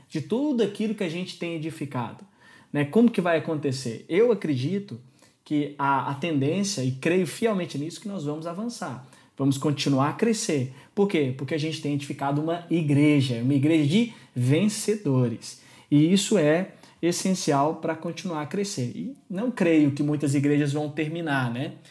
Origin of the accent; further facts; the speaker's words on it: Brazil; now in Lisbon, Portugal; é um nome alemão, eu tenho um apelido português que é …, mas eu sou brasileiro